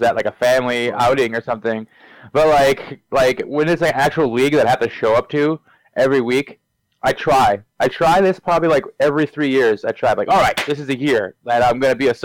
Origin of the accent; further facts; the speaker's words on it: Wisconsin, United States; we're all from Wisconsin